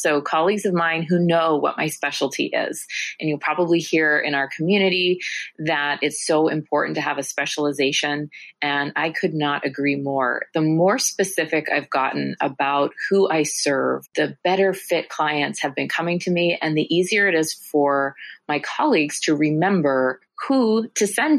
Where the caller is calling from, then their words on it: San Francisco, California, United States; I'm joining you from San Francisco, California.